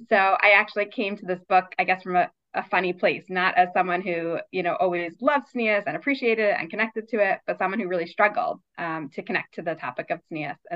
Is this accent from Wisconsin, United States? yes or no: no; Baltimore, Maryland, United States; also born or lived in New York / Richmond, Virginia; mostly lived in Baltimore for my almost my entire life. Um, I was born in New York, but moved here when I was six, and then we had a short stint in Richmond, Virginia, for three years. But otherwise, I have been in Baltimore um, my whole adult life, and um, went to school here.